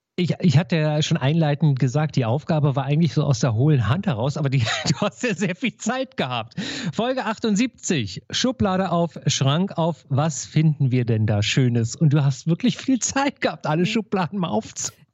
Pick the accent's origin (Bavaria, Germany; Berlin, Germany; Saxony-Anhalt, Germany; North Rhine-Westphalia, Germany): Berlin, Germany; als Berliner